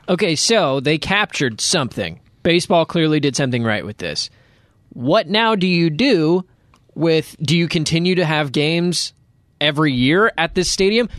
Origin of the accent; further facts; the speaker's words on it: Cleveland, Ohio, United States; I was born in Cleveland